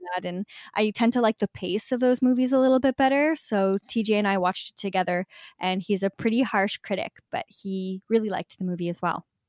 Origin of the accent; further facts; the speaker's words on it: Canada; being Canadian